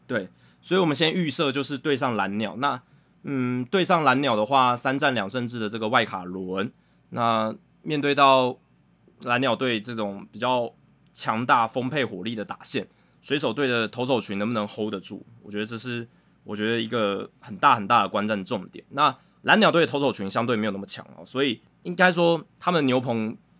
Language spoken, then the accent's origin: Chinese; Taiwan; 那如果用我们台湾人比较知道的文化脉络来看的话